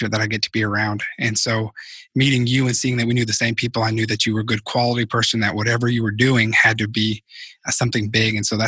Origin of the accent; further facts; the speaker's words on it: Arkansas, United States; moved away as an adult; also born or lived in Los Angeles, United States; my hometown here in Arkansas